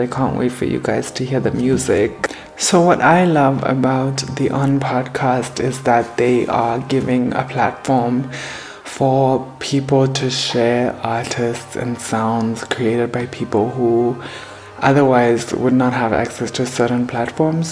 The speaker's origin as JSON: {"language": "English", "region": "Harare", "country": "Zimbabwe", "said": "I am from Harare, Zimbabwe"}